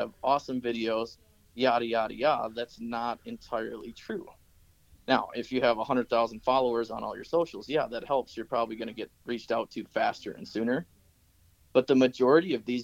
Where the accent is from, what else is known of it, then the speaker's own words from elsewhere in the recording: Wisconsin, United States; moved away as an adult; where I grew up in Wisconsin